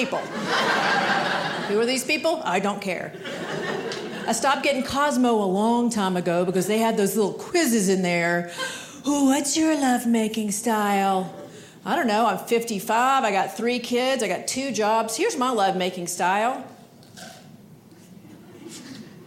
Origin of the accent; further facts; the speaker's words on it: Georgia, United States; now in Maine, United States; I live in Maine, but I grew up in Georgia